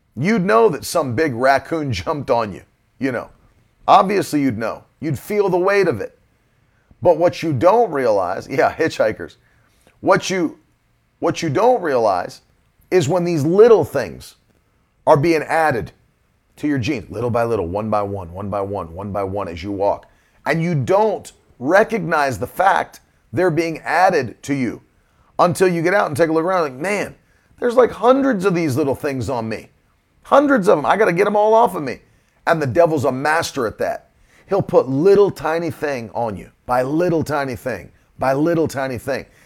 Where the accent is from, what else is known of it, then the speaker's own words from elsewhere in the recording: United States; I grew up in West Virginia, Virginia.